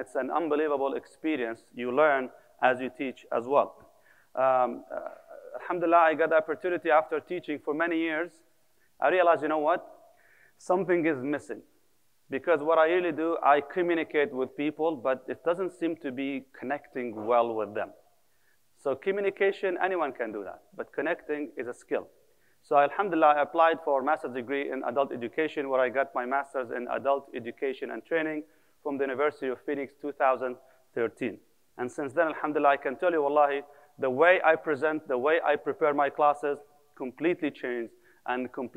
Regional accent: Kuwait; moved away; also born or lived in Palestine / United Arab Emirates / Medina, Saudi Arabia / Bosnia; I'm originally from Palestine, born and raised in Kuwait until 1990, 1991, when the war started. Actually, we left after that.

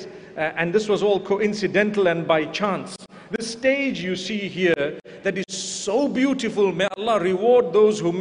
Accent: Zimbabwe; I come from Zimbabwe

